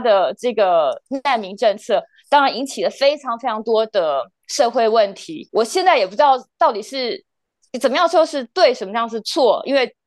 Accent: Taiwan; 我们台湾人的态度也不是这个样子

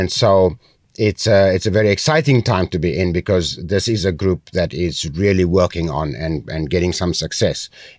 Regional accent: South Africa; now in Taiwan; I come from South Africa. I'm a white Afrikaner male.

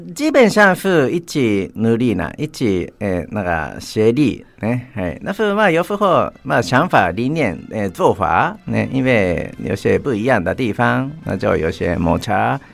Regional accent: Chofu, Tokyo, Japan; Chinese is a second language; moved away as an adult; now in Tainan, Taiwan; 我的故乡是东京的，有一个城市嗯。叫做调布市

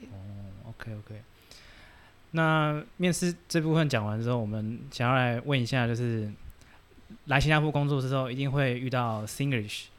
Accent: Taiwan; 我们台湾人

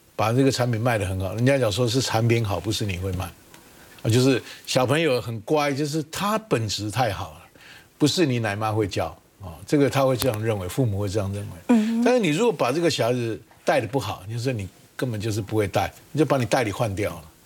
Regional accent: Taiwan; 难道我台湾有那么差吗

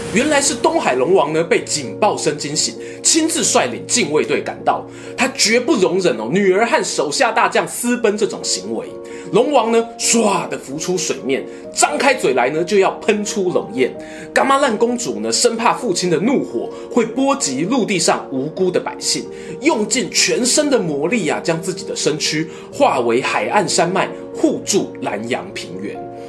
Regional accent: Yilan County, Taiwan; moved away; 我家乡宜兰

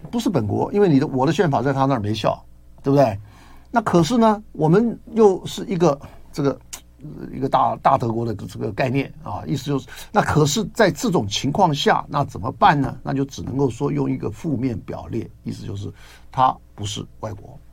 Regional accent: Taiwan; 我们台湾的话，就比较做台湾的中国人

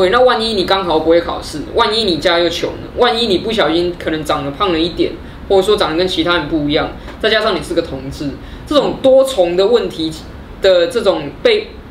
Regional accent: Taipei, Taiwan; 比如说我是台北人、天龙人，嗯，比如说我是汉人

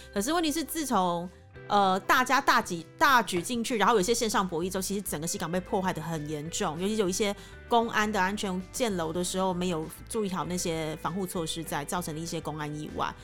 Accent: Taiwan; now in Cambodia; 就像我们台湾人讲英文还是会有台湾口音在

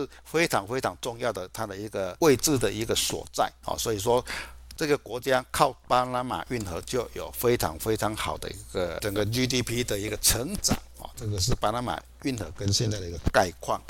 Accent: Chiayi, Taiwan

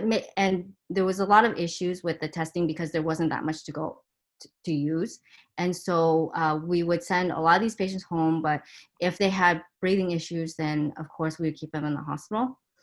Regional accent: Torrance, California, United States; also born or lived in Taiwan; we moved to Torrance, where I spent all my childhood there

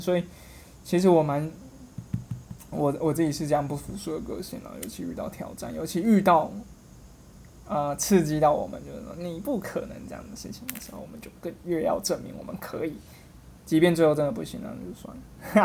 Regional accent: Kaohsiung, Taiwan; also born or lived in Taipei; now in Taichung, Taiwan; 我是高雄人， 那在台北念书，来台中上班

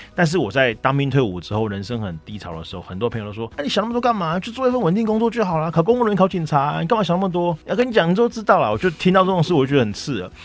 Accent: Penghu County, Taiwan; moved away; 我就回澎湖度假， 就是我的老家

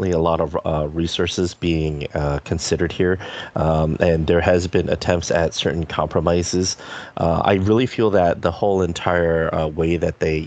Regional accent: Tainan, Taiwan; I am from Tainan and my family has been in Tainan for 400 years

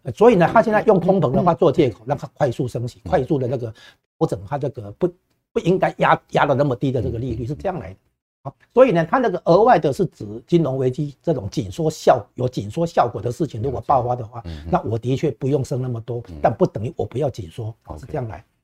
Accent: Taiwan; 我们台湾这边都感受得到

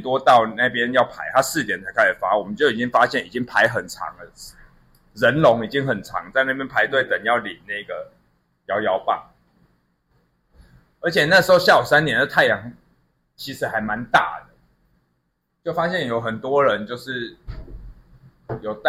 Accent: Taipei, Taiwan; 我们台北人靠北，我在台北就讲说变色糖了啊。

